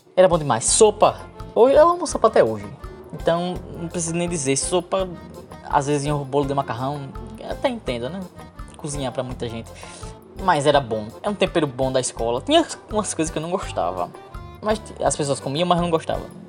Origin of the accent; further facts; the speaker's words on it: Nossa Senhora do Socorro, Sergipe, Brazil; Eu sou aqui do estado de Sergipe